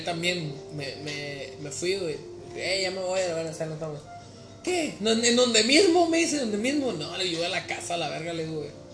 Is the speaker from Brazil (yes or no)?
no; Mexico; moved away; soy mexicano, soy de tal región